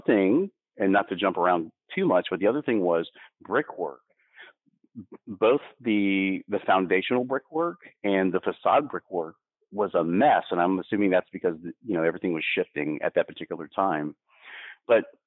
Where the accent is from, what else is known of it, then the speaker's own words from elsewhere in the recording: Florida, United States; I was born in Florida. I didn't ask to be born in Florida. It is my environment.